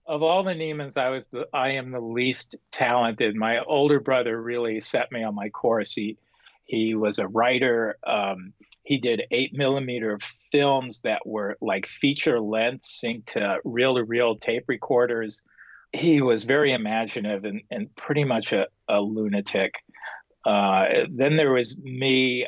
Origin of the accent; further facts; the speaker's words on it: Los Angeles, California, United States; put them smack down into a little tract house with four kids in Pacoima, California, which was a predominantly Mexican American neighborhood, but my neighborhood was fairly still mixed. That was where I grew up